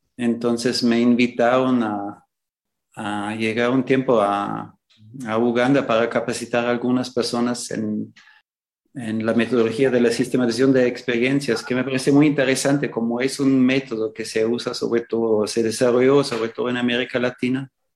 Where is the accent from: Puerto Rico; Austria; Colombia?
Austria; moved away as an adult; also born or lived in Nicaragua / El Salvador / Ecuador; now in Xalapa, Mexico; nací en Austria